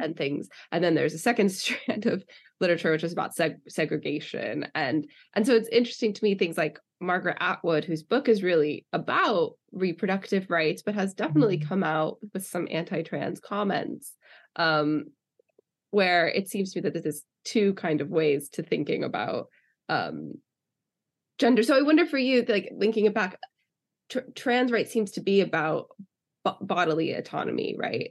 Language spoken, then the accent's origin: English; United States; now in United Kingdom; being in the UK as an American